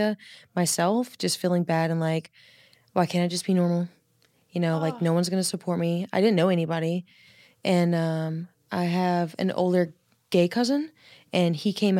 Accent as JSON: {"language": "English", "region": "the South", "country": "United States", "tie": "born or raised there", "said": "I grew up in the South"}